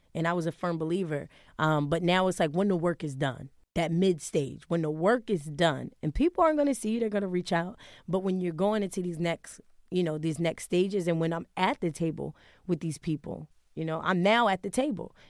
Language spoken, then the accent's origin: English; Wilmington, Delaware, United States; now in Harlem, New York, United States; growing up in Wilmington, it was rough